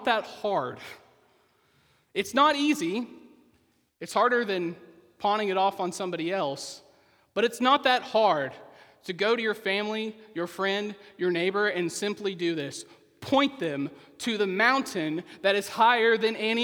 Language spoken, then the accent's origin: English; Poteau, Oklahoma, United States; moved away; I'm from Poto, Oklahoma, a town most of you, probably all of you, have never heard